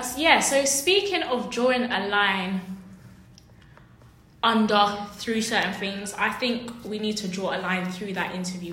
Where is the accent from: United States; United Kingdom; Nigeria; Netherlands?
United Kingdom; No one would question me if I said I'm Jamaican, though I'm born here or raised here because I'm black.